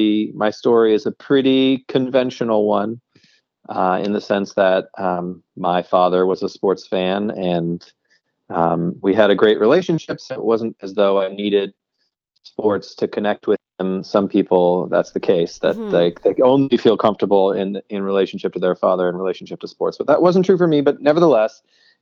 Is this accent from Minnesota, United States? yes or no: no; Seattle, Washington, United States; I grew up in Seattle